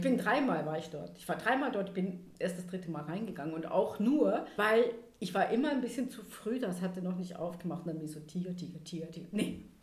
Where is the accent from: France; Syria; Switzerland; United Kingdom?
Switzerland; Emmental, Bern; also born or lived in Thun; Ich bin auf dem Land aufgewachsen, im Emmen, da wo der Käse herkommt.